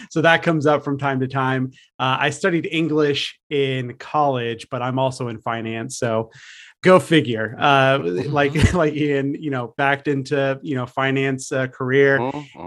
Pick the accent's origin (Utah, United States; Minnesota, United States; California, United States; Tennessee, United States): California, United States; San Francisco Bay Area; I'm out here in the San Francisco Bay Area. I grew up in California around these parts